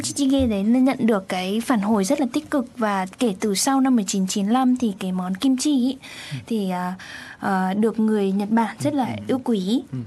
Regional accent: Vietnam; now in Japan

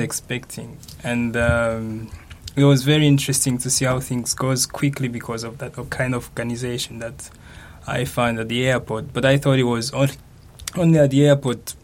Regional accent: Rwanda; moved away as an adult; now in Japan; I'm from Rwanda

